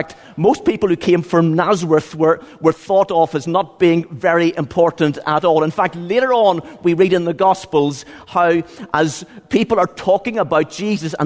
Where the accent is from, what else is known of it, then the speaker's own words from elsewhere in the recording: Ballygawley, Northern Ireland, United Kingdom; I'm from County Tyrone